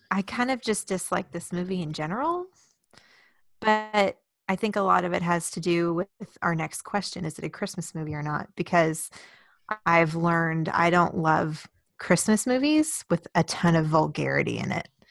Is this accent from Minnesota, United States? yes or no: no; Houston, Texas, United States; I grew up in Houston